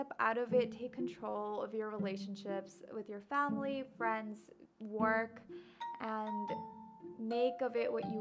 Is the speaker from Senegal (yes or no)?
no; Bangladesh